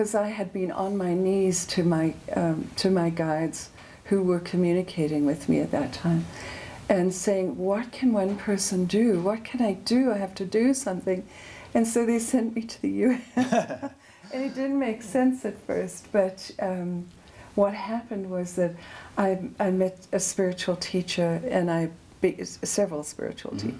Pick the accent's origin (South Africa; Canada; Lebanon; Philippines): South Africa; moved away as an adult; also born or lived in Johannesburg; now in United States; I grew up under apartheid in South Africa